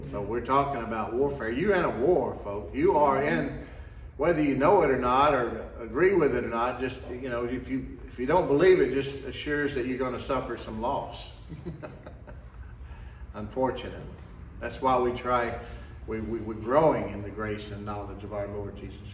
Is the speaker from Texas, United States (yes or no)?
yes; the South, Texas, United States; we're generally pretty friendly down here in the South, especially Texas